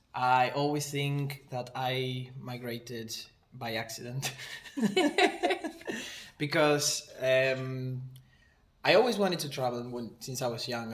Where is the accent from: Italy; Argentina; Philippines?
Argentina; moved away as an adult; now in New Zealand; I'm from Argentina.